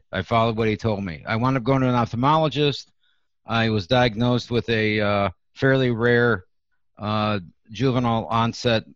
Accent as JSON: {"language": "English", "town": "Detroit", "region": "Michigan", "country": "United States", "tie": "born or raised there", "moved": "yes", "lives_now": "Iowa City, United States", "said": "I grew up in Detroit"}